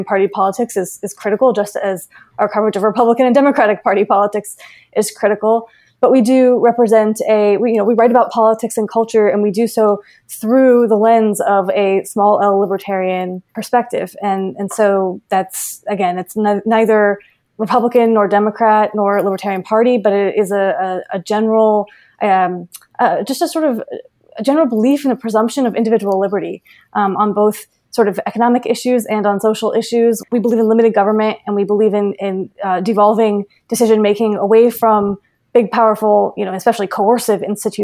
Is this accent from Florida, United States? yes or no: yes; Florida, United States; moved away as an adult; I'm from Florida. I went to middle school, high school, and college in Florida